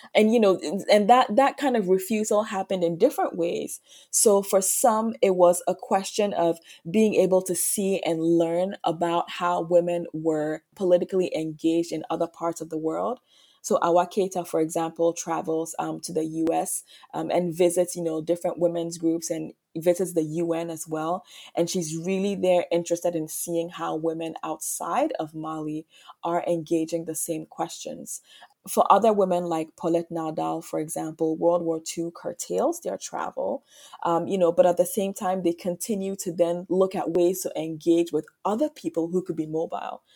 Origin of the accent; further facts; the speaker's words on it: Ghana; also born or lived in Martinique; now in United States; I was born in Ghana, I grew up in Ghana